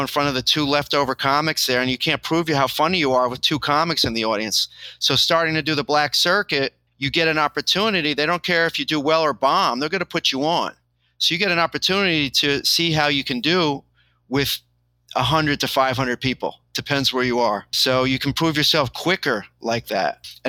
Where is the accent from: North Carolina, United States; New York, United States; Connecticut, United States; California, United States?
New York, United States; New York City; I have all my friends in New York City already. Like I grew up in New York City.